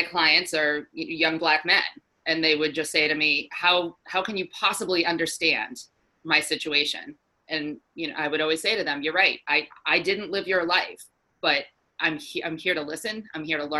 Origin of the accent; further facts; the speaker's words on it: Walpole, Massachusetts, United States; I grew up in Walpole, which is a suburb about a half an hour outside of Boston